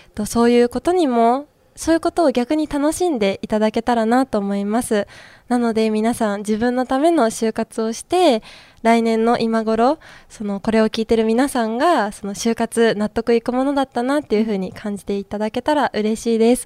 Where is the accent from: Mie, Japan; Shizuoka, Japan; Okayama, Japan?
Shizuoka, Japan; 地元の静岡